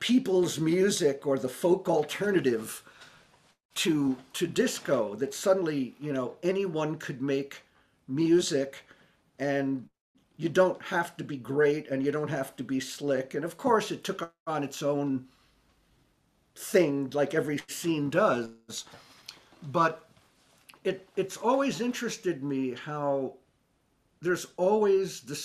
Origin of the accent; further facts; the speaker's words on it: New York City, New York, United States; I grew up in New York City